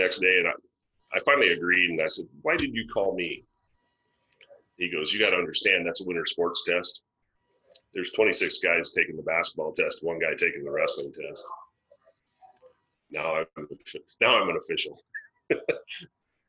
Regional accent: West Central Iowa, United States; We're farm boys from West Central Iowa

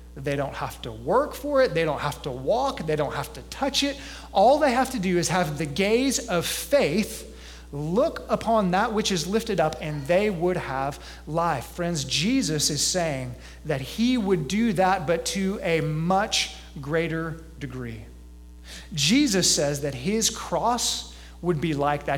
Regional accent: Gulf Coast, South Texas, United States; now in eastern central Illinois, United States; I'm from South Texas and I grew up on the Gulf Coast

